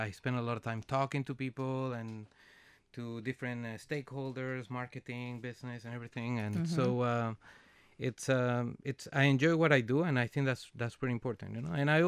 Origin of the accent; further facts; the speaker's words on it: Venezuela; English is a second language; now in Canada; So I am originally from Venezuela, and I'm being in Canada for 18 winters.